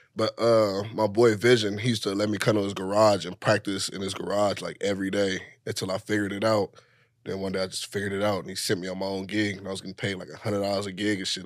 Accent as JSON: {"language": "English", "town": "Los Angeles", "region": "California", "country": "United States", "said": "I'm from South Central L"}